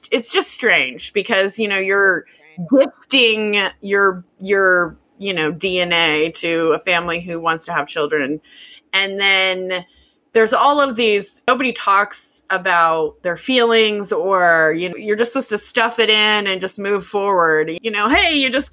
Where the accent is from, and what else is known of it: United States